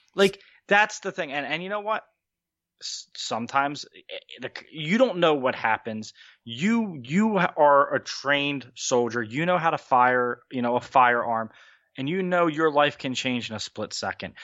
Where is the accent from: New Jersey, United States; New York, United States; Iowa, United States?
New Jersey, United States; Wildwood; I'm from a little town in New Jersey. It, it's, it ha, it's called Wildwood. Let's just say Wildwood, New Jersey